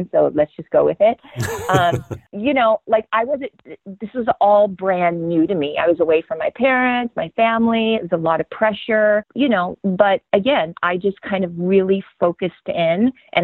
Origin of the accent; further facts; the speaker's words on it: Louisiana, United States; growing up in Louisiana at the time